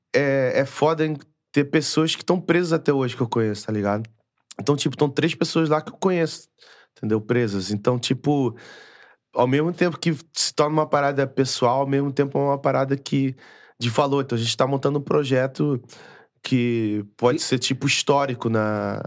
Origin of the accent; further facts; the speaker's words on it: Manaus, Amazonas, Brazil; now in Portugal; a gente é, é de Manaus, nasci em Manaus